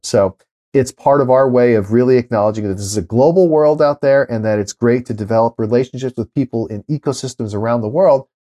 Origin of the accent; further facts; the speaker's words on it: Los Angeles, California, United States; I grew up in L